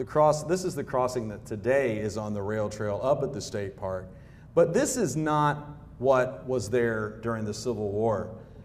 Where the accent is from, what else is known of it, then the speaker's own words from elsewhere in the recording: Southwest Virginia, United States; I'm from Southwest Virginia now.